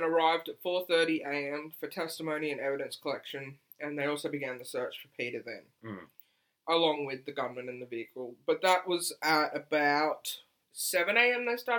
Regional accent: Australia; I'm an Aussie that does not like beer.

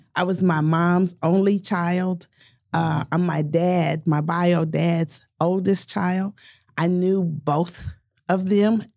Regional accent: Tulsa, Oklahoma, United States; both born and raised in North Tulsa

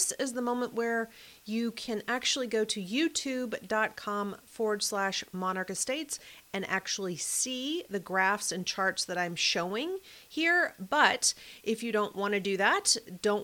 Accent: Mayfield, Kentucky, United States; my hometown where I grew up, Mayfield, Kentucky

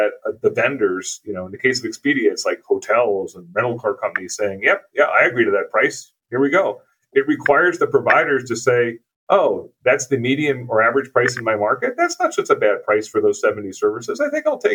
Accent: East Coast of the U.S., United States; now in Twin Cities, United States; where I grew up on the East Coast of the U.S.

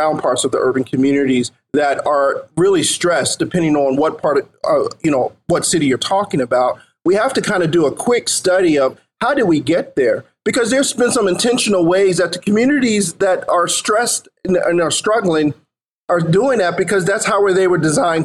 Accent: Philadelphia, Pennsylvania, United States; the block or two that I grew up on in North Philly

